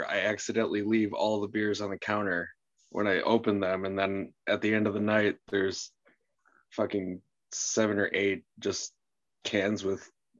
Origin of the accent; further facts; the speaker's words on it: Grafton, Wisconsin, United States; I don't really like that I'm from Grafton. But, yeah, I would like to consider myself more Milwaukee, but it's just not true.